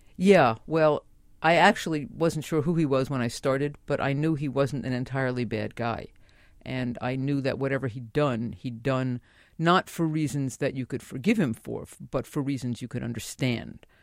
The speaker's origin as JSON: {"language": "English", "town": "New York City", "region": "New York", "country": "United States", "tie": "born or raised there", "moved": "yes", "lives_now": "Manhattan, United States", "said": "I was born and raised in the Bronx"}